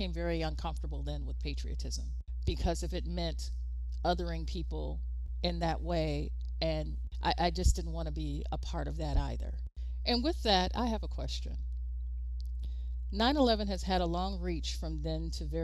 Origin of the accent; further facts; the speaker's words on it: United States; as an American